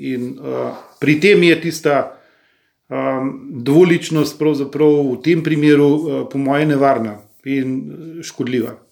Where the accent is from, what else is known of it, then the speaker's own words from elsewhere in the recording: Slovenia; smo Slovenci